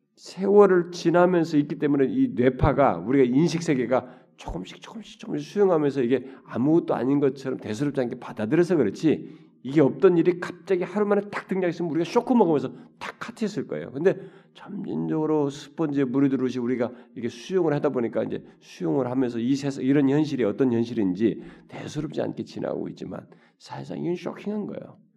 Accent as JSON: {"language": "Korean", "country": "South Korea", "said": "한국 사람이라니까"}